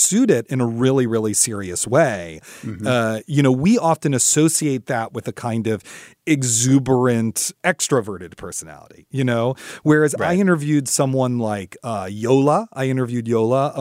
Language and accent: English; Washington, District of Columbia, United States; My hometown